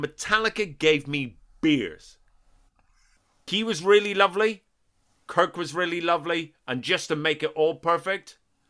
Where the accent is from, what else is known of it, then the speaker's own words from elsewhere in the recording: Northern Ireland, United Kingdom; I'm from Northern Ireland, you know, which is not Oakland.